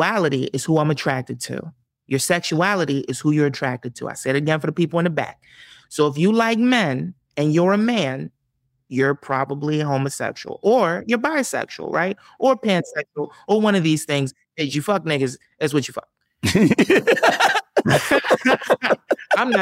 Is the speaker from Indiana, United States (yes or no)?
no; Camden, New Jersey, United States; moved away; also born or lived in Southwest Philadelphia, Pennsylvania / Los Angeles; I'm from Camden. But, you know, I've lived all over South Jersey